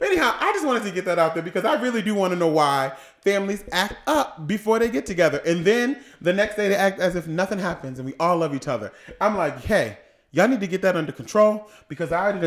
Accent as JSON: {"language": "English", "region": "Massachusetts", "country": "United States", "moved": "yes", "said": "I'm from Massachusetts"}